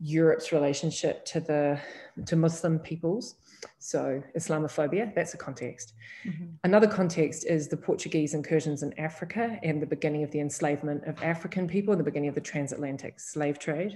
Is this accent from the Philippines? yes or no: no; New Zealand; now in Toronto, Canada; I grew up in New Zealand